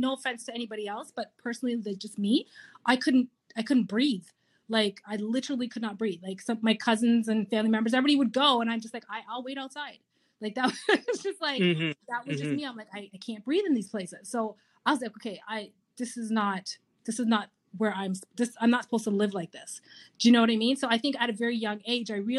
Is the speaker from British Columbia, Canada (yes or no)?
no; Kitchener, Ontario, Canada; I was born and raised in Kitchener, Ontario